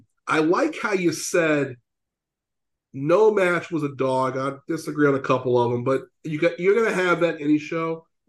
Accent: Louisiana, United States; you're from Kansas City, I'm from Louisiana.

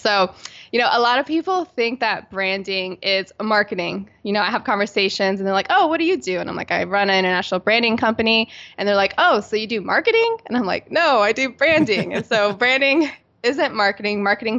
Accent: Virginia Beach, Virginia, United States; And I'm originally from Virginia Beach, Virginia on the East Coast.

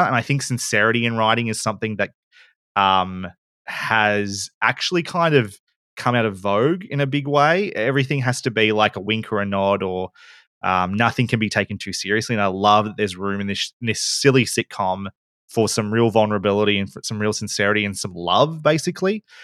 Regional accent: Bendigo, Victoria, Australia; moved away as an adult; also born or lived in Melbourne; I come from Bendigo. I had to move to Melbourne to study

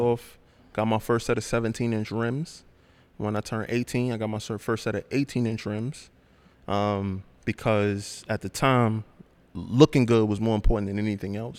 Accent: New York City, New York, United States; I'm born and raised in Brooklyn.

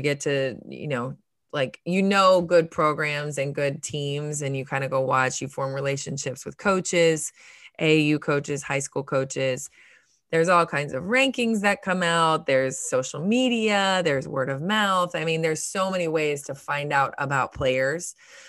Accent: Ohio, United States; now in Tallahassee, United States; we're partial because I came down from Ohio all those years ago.

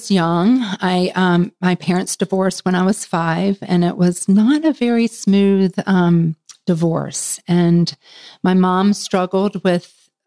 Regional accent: Charlotte, North Carolina, United States; from Charlotte, North Carolina.

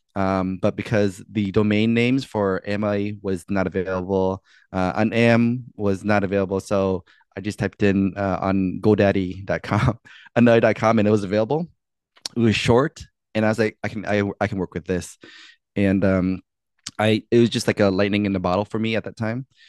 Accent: D.C., Maryland, East Coast, United States; I'm from the East Coast, like the D.C., Maryland, Virginia area.

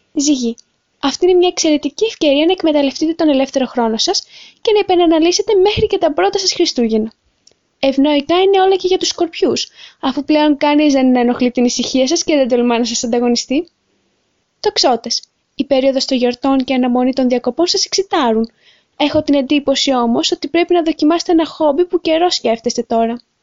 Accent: Moldova; Greek is a second language; moved away; Ναι, είμαι από τη Μολδαβία

